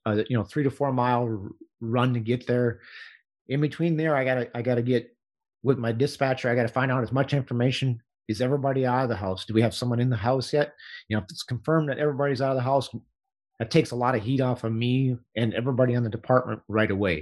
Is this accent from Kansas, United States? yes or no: yes; Hutchinson, Kansas, United States; I live on the north side of my hometown here